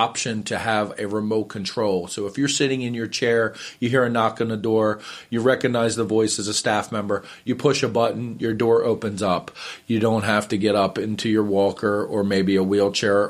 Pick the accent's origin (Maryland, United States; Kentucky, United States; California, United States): Maryland, United States; Arnold; I'm so excited as a local person to be able to. I grew up in Arnold. I went to local high schools here.